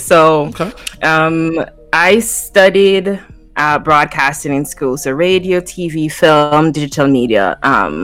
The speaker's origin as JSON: {"language": "English", "country": "Jamaica", "tie": "born or raised there", "moved": "yes", "lives_now": "Toronto, Canada", "said": "growing up in Jamaica"}